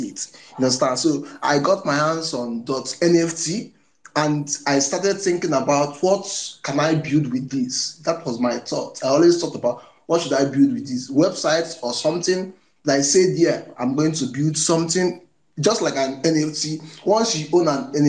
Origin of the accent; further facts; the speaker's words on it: Nigeria; I am from Nigeria